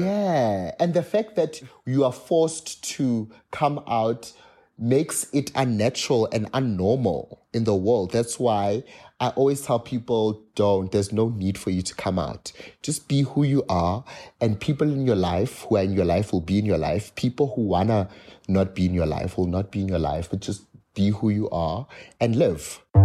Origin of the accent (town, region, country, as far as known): South Africa